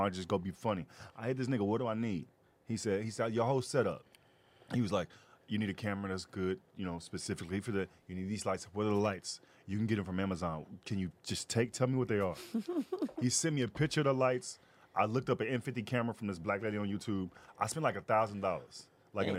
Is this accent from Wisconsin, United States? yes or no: no; Fort Worth, Texas, United States; moved away as an adult; I'm not from here. I'm from Fort Worth.